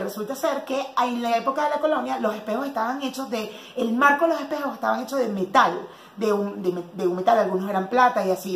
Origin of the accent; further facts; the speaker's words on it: Cumaná, Sucre, Venezuela; moved away as an adult; now in Mexico; mi familia siempre decía, en Cumaná, porque yo soy de Cumaná